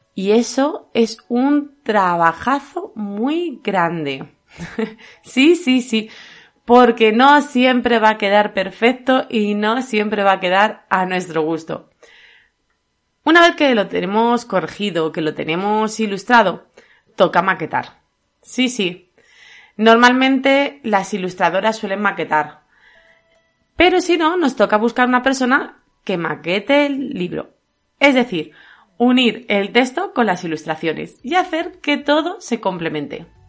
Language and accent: Spanish; Castilla-La Mancha, Spain; yo soy manchega